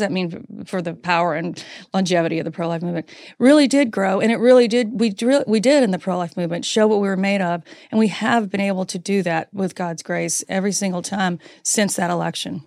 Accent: North Carolina, United States; accent: Southern; I grew up in North Carolina.

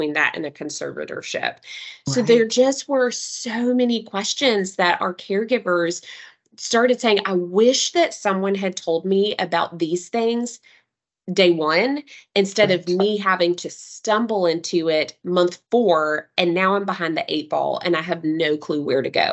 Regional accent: Knoxville, Tennessee, United States; I'm a Tennessee girl through and through. I was born and raised in Knoxville.

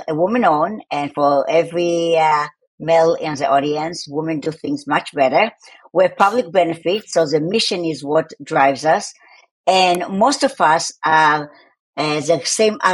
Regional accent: Tel Aviv, Tel Aviv District, Israel; accent: Tel Aviv; my accent is from Tel Aviv

